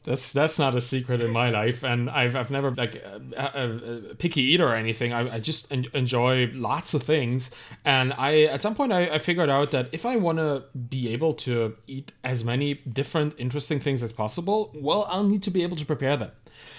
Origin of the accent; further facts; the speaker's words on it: Germany; Yeah, I was raised in Germany.